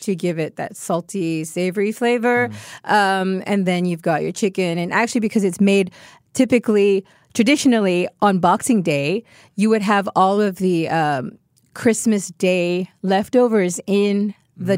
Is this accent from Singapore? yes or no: yes; Singapore; I am Singaporean